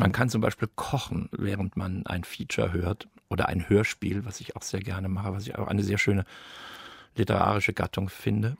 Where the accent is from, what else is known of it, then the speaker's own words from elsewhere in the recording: Darmstadt, Hesse, Germany; Ich bin in Darmstadt groß geworden